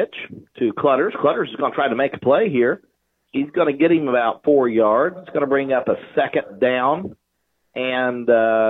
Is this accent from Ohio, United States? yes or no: yes; Wheelersburg, Ohio, United States; here in Wheelersburg, Ohio, my hometown. I cut my teeth down here in this Scioto County region.